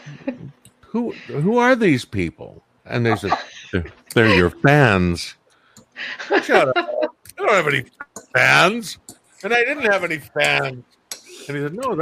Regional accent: Cornwall, South West England, United Kingdom; moved away; from my home, well, not my hometown, but very close to my hometown down in Cornwall

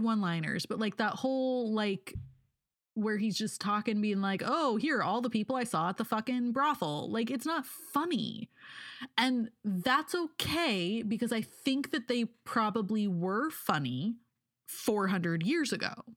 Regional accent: Oregon, United States; I was in high school, um, and I grew up in Oregon

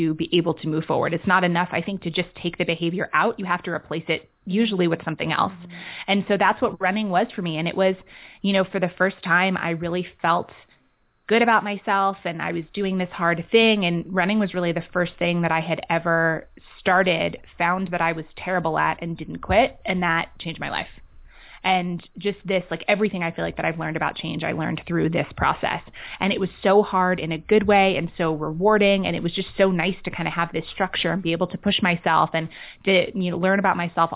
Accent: New York City, New York, United States; moved away; also born or lived in London / San Francisco / Los Angeles / Oregon; I grew up in Manhattan. I've been kind of a city kid. I was a city kid. I grew up, you know, there in London.

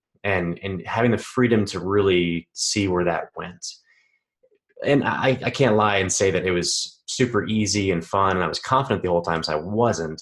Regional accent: Texas, United States; growing up in Texas, I had a pretty easy childhood

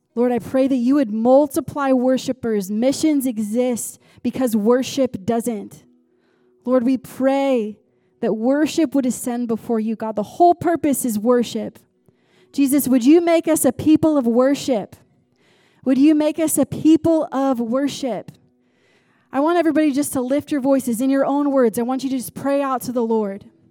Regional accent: United States; moved away; I'm American

